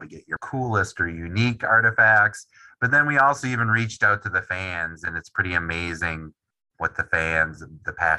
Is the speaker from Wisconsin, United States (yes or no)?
yes; Wisconsin, United States; also born or lived in New England; I am from Wisconsin, born and raised, grew up a Packers fan